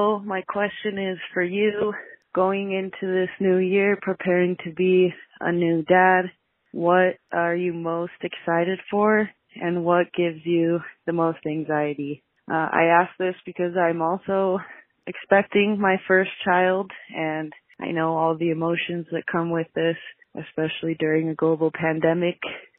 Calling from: Salt Lake City, Utah, United States; I'm calling from Salt Lake City, Utah.

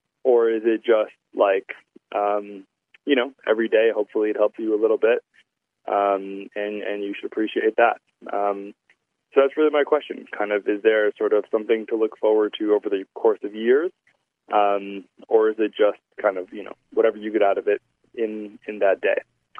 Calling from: New York City, New York, United States; I'm calling you from New York City.

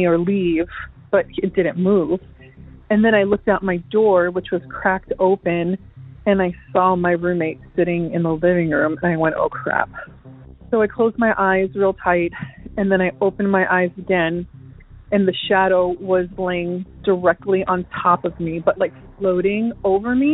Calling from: Florida, United States; I'm calling from Florida

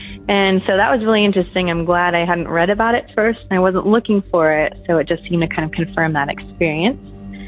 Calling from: Southern California, United States; I'm calling from Southern California.

